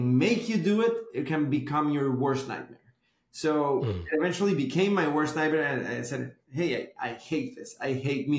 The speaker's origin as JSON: {"language": "English", "region": "Bogotá", "country": "Colombia", "tie": "born or raised there", "moved": "as an adult", "lives_now": "Miami, United States", "said": "I was born and raised in Bogota, Colombia"}